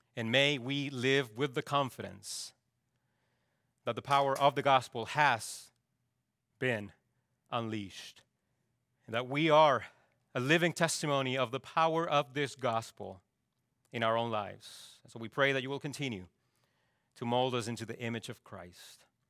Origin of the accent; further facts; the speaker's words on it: Chile; moved away; my home country of Chile